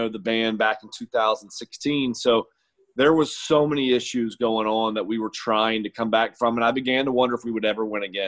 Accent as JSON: {"language": "English", "town": "St. Augustine", "region": "Florida", "country": "United States", "tie": "born or raised there", "said": "I grew up in St. Augustine, which is St. John's County"}